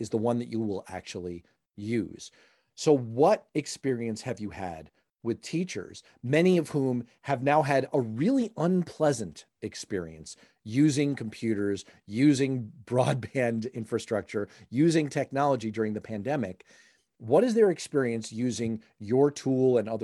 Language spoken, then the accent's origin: English; New York City, New York, United States; down the street from where I grew up in Harlem, in New York City